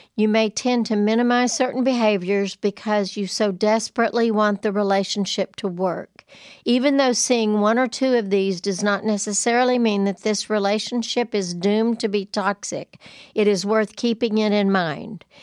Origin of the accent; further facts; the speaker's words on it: Lubbock, Texas, United States; I'm from Lubbock